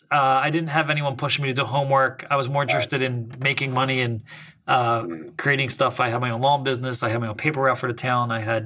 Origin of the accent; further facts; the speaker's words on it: Camden, New Jersey, United States; now in Thousand Oaks, United States; I grew up in South Jersey, right outside Camden/Philadelphia, if people know that area of the world.